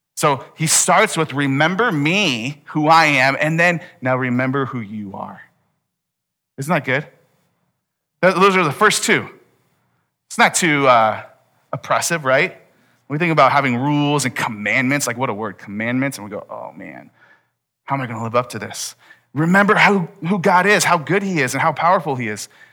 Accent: United States; we're American

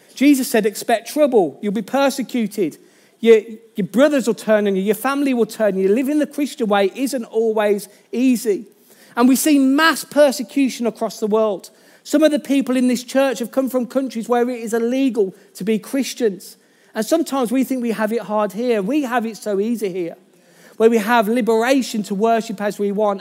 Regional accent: Birmingham, West Midlands, United Kingdom; accent: Birmingham; my Birmingham accent

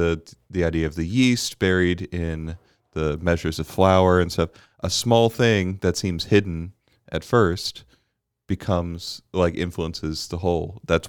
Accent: Bermuda; I didn't grow up with it because I grew up in Bermuda.

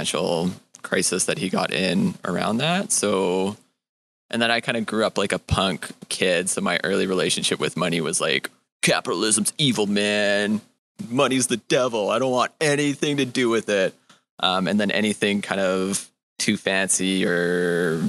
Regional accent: Edmonton, Alberta, Canada; now in Montreal, Canada; I'm originally from Edmonton, Alberta, and I'm a creative who's now living and working in Montreal

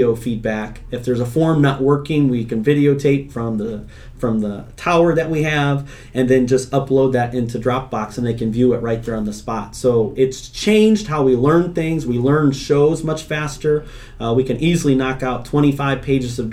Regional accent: Indiana, United States; also born or lived in Florida; now in Illinois, United States; I grew up in Indiana.

